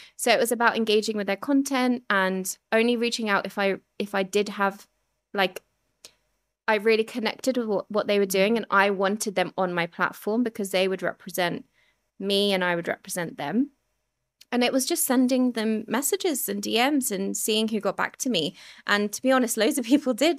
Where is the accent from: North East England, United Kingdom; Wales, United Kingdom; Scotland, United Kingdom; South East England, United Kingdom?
South East England, United Kingdom; Surrey; also born or lived in Ilford, London; I grew up in Ilford, which was, like, an Asian, predominantly Asian community at the time. And I was about six and we moved to Surrey